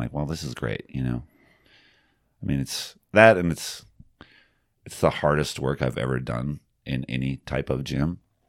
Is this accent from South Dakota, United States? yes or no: yes; South Dakota, United States; I grew up in the Black Hills.